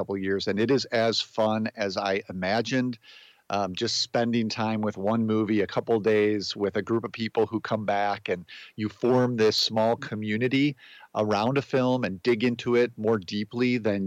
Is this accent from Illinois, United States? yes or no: yes; outside of Chicago, Illinois, United States; I grew up outside of Chicago, in a suburb southwest of the city